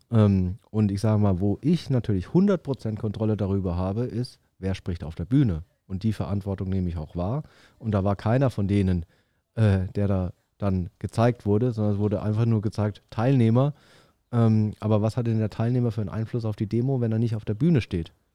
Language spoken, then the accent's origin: German; Würzburg, Bavaria, Germany; now in Stuttgart, Germany; ich komme eigentlich aus Würzburg, das ist so eine Studentenstadt